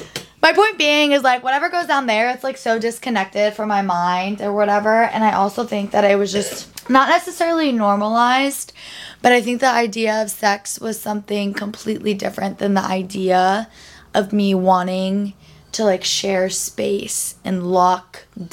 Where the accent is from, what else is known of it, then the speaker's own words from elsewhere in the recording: Maryland, United States; moved away as an adult; now in Los Angeles, United States; I don't talk as fast as Sammy. I'm actually from Maryland, not New Jersey. Can you tell? Long story short, I was raised in a mixed household, Indian American